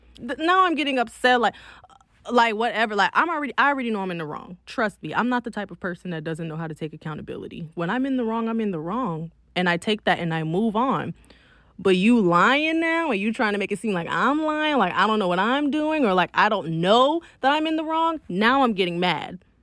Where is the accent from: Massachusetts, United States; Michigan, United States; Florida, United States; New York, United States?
Florida, United States; Miami; I'm from Miami, not Broward